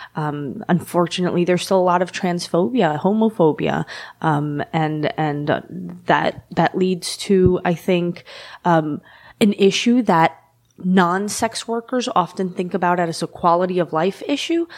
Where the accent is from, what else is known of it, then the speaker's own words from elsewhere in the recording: New York City, New York, United States; I've lived in every neighborhood in the district